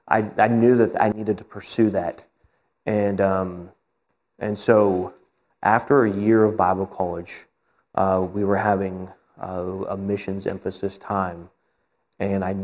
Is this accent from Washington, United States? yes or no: yes; Washington, United States; moved away as an adult; also born or lived in Oklahoma; I grew up in Washington State